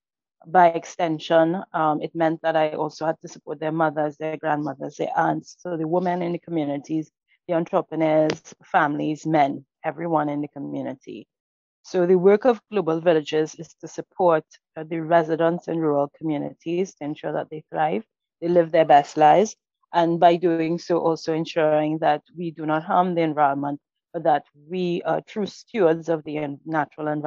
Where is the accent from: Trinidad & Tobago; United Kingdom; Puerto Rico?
Trinidad & Tobago; I am originally from Mayaro and Rio Claro, the southeastern part of Trinidad and Tobago being the country.